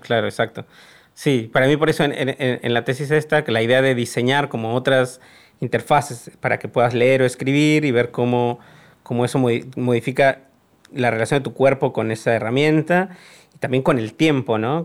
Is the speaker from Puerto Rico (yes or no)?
no; Mexico; moved away as an adult; also born or lived in Argentina / Hong Kong; mi país de origen